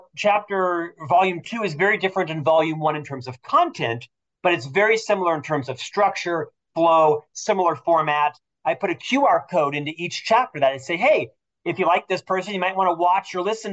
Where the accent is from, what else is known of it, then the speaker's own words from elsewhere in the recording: Orlando, Florida, United States; moved away as an adult; now in Salt Lake City, United States; I'm from Orlando, Florida, originally